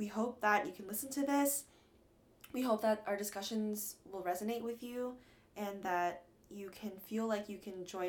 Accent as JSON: {"language": "English", "town": "Atlanta", "region": "Georgia", "country": "United States", "moved": "as an adult", "lives_now": "New York, United States", "said": "I'm from Atlanta, Georgia, best city, and I'm Chinese American"}